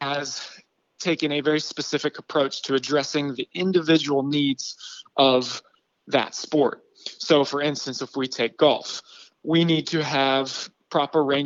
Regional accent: Western Pennsylvania, United States; I'm from Western Pennsylvania

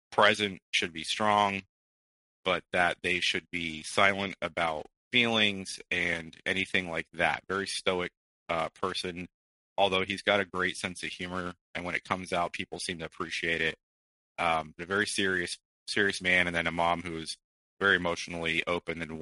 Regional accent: Midwest, United States; born there; I was born in the Midwest.

